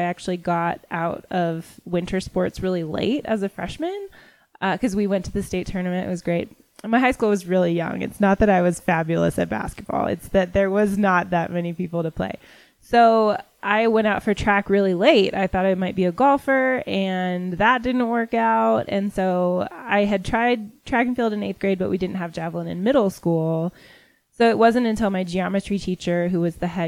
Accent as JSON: {"language": "English", "region": "Washington", "country": "United States", "tie": "born or raised there", "moved": "as an adult", "lives_now": "Colorado Springs, United States", "said": "I'm from Washington State. There we throw the javelin in high school."}